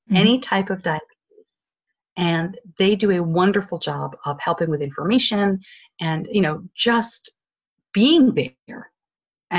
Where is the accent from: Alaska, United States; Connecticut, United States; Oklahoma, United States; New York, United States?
New York, United States; accent: northeastern; now in Charlotte, United States; I'm originally from New York